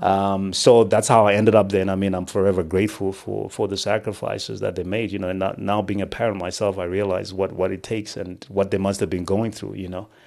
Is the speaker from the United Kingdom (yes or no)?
no; Rusape, Manicaland, Zimbabwe; I was born in what was then Rhodesia. Um, I was born in Rusape